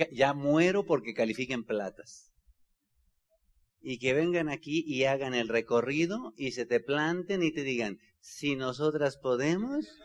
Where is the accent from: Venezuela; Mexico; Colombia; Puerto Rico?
Mexico; Bajío; soy del Bajío.